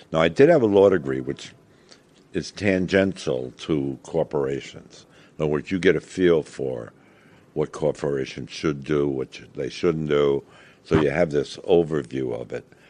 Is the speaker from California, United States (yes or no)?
no; New York, United States; moved away; I loved being back there because it was my hometown